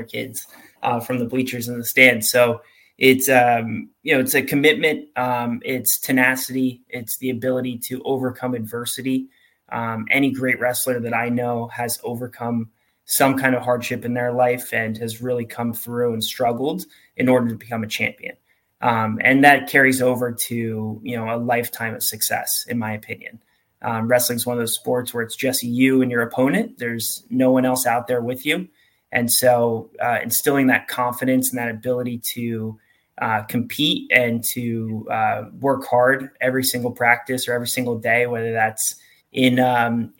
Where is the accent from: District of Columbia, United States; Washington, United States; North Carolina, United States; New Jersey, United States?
New Jersey, United States; moved away as an adult; also born or lived in Pennsylvania; now in Georgia, United States; I grew up in New Jersey.